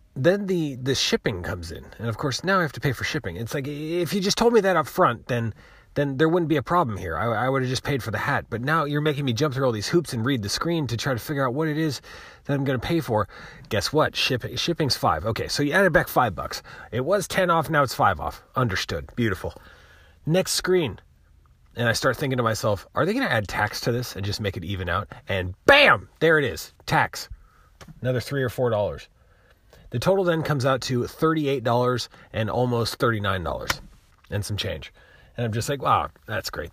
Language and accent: English; United States; I'm American